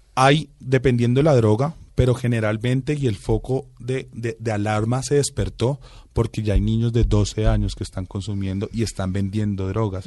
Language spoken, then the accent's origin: Spanish; Bogotá, Colombia; mi hermano y yo sí somos rolitos